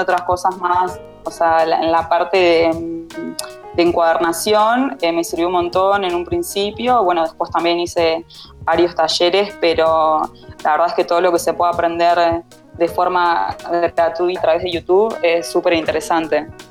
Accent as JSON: {"language": "Spanish", "town": "Paraná", "region": "Entre Ríos", "country": "Argentina", "moved": "as an adult", "lives_now": "Buenos Aires, Argentina", "said": "soy de Paraná, Entre Ríos, eh, y vivo hace unos 11 años más o menos en Capital Federal."}